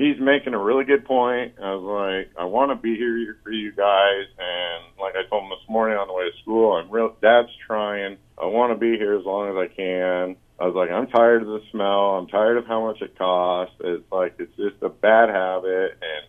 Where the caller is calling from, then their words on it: Boone, Iowa, United States; from Boone.